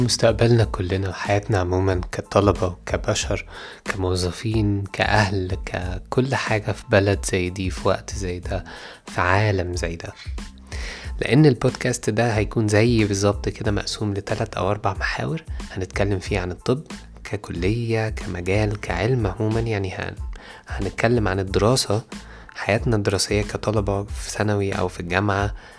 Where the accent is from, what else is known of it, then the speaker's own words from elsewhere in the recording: Egypt; بتاعنا كمصريين